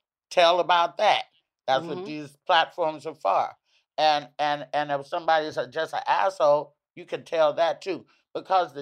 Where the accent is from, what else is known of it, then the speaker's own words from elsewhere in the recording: the South, United States; now in East Coast, United States; I'm from the South